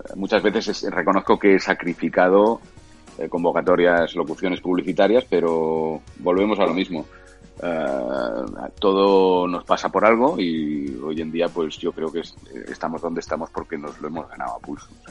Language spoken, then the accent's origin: Spanish; Catalonia, Spain; sabiendo que soy catalán